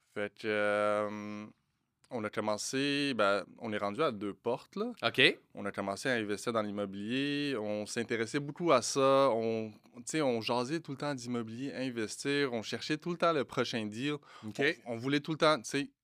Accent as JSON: {"language": "French", "country": "Morocco", "said": "je suis marocain"}